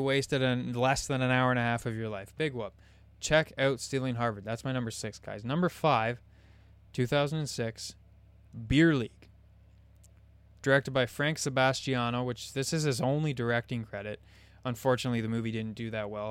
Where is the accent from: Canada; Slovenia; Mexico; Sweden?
Canada; I'm Canadian.